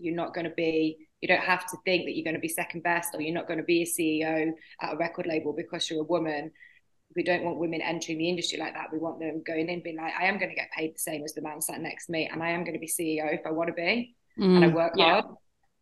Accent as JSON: {"language": "English", "town": "Doncaster", "region": "Yorkshire and the Humber", "country": "United Kingdom", "tie": "born or raised there", "moved": "yes", "said": "growing up in Doncaster, there was nothing like"}